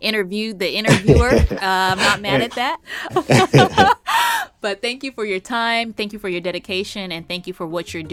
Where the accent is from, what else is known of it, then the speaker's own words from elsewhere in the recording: Los Angeles, California, United States; growing up in Los Angeles and Southern California